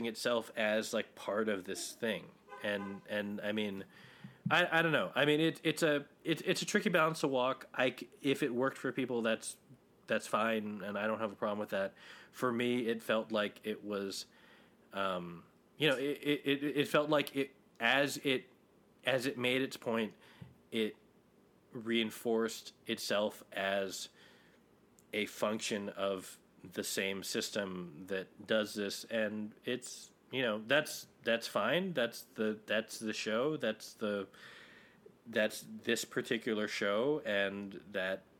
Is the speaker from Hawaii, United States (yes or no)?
yes; Hawaii, United States; I grew up in Hawaii, and I'm not ethnically Hawaiian.